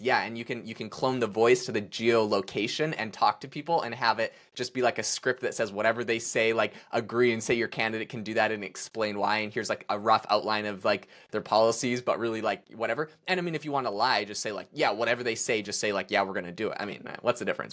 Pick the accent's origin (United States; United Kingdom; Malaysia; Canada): Canada; I'm obviously Canadian. I can't even vote in America.